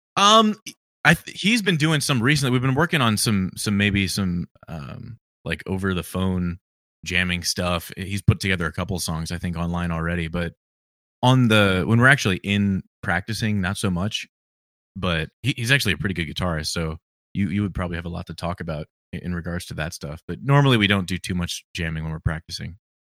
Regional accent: Virginia, United States; I'm from Virginia

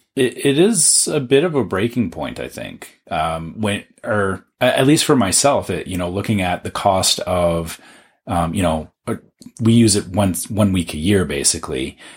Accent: Canada; as a Canadian

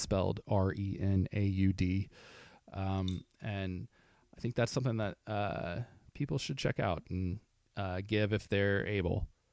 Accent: Arkansas, United States; growing up in Arkansas, I worked with the Little Rock Film Festival for ten years

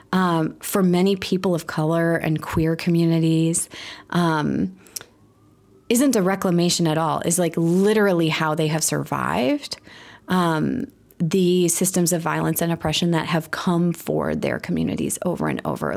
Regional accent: Milwaukee, Wisconsin, United States; also born or lived in Chicago; I'm from Milwaukee

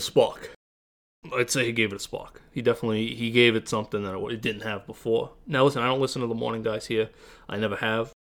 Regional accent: Massapequa, New York, United States; we're both from Massapequa, New York

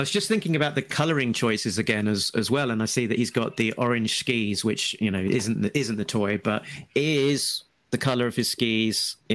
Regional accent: Brighton, South East England, United Kingdom; In Brighton, my hometown

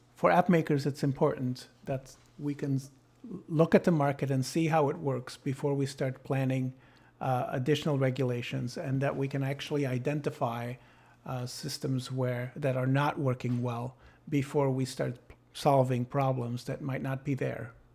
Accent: Sydney, New South Wales, Australia; now in Belgium; I was born in Sydney

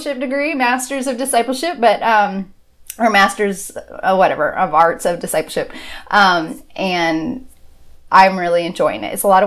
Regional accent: Southern California, United States; moved away as an adult; also born or lived in Auburn, Alabama; I grew up in Southern California

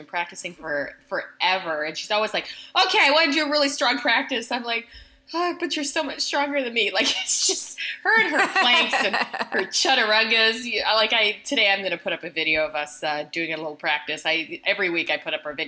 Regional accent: Canada; My parents were new immigrants to Canada. I'm Canadian.

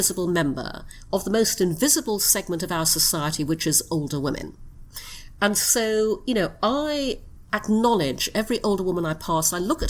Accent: Brunei; also born or lived in United Kingdom; I was born in the UK, but when I was six, we moved to Brunei in Borneo. So I grew up in Brunei.

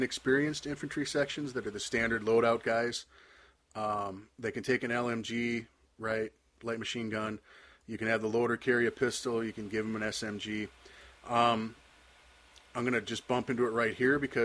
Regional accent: United States; I'm American

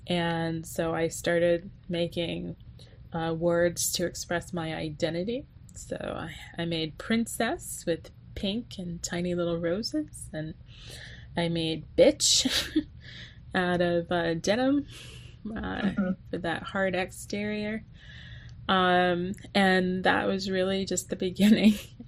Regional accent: the South, United States; As a Southerner, it's you can't grow up without even being called it, right?

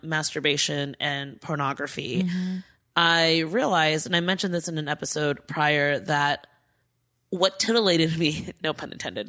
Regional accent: Diamond Bar, California, United States; I grew up in Diamond Bar

